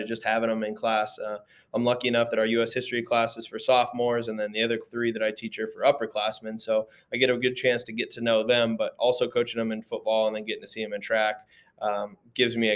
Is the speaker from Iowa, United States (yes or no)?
yes; Indianola, Iowa, United States; moved away as an adult; also born or lived in Marshalltown, Iowa / Davenport, Iowa; now in Fairfield, United States; I'm from Indianola originally, just south of Des Moines